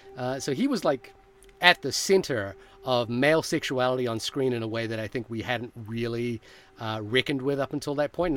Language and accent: English; Fiji; moved away; I grew up in Fiji